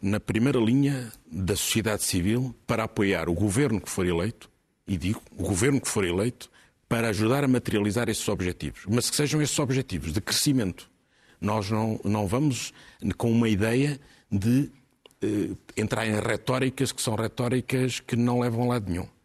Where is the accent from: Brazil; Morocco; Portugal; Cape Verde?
Portugal; Nós, enquanto portugueses